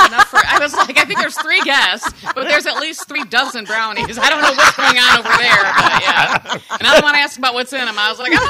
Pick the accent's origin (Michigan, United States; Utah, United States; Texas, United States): Michigan, United States; Lansing; moved away as an adult; also born or lived in Metro Detroit, Michigan / Pleasant Ridge, Michigan; now in Saugatuck, United States; Born and raised in Lansing